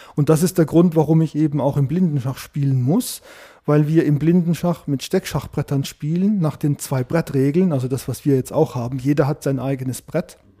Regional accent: Sandhausen, Baden-Württemberg, Germany; moved away as an adult; ich stamme ursprünglich aus der Gegend von Heidelberg, kennt vielleicht Sandhausen. Ich bin dort zur Schule gegangen, ich habe dort Abitur gemacht

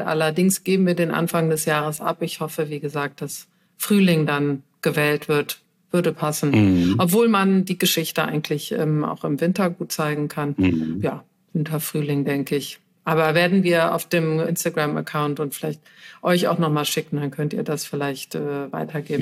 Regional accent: Cologne, North Rhine-Westphalia, Germany; moved away; also born or lived in Berlin; Ich komme ja aus Köln, ich lebe auch wieder in Köln

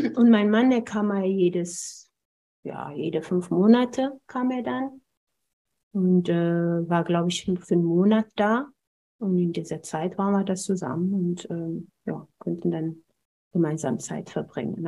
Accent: Ethiopia; German is a second language; moved away as an adult; also born or lived in Braunschweig, Germany; now in Germany; meiner Kindheit in Äthiopien

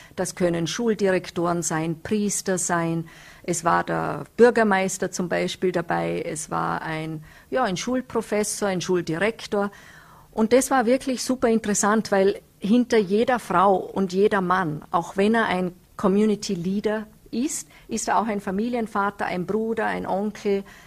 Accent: Nenzing, Vorarlberg, Austria; ich komme aus Nützeders, da sind die Berge rundherum

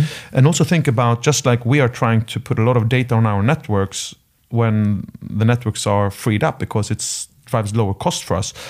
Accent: Sweden; moved away; My home country, Sweden

